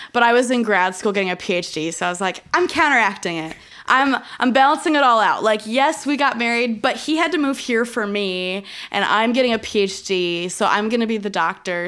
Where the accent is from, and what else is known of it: Illinois, United States; born or raised there